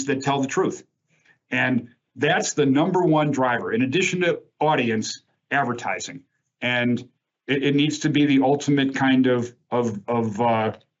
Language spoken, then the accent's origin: English; Chicago, Illinois, United States; I grew up in Chicago